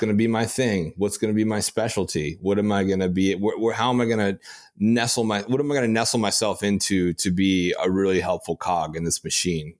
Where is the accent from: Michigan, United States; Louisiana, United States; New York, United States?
Louisiana, United States; I'm from Louisiana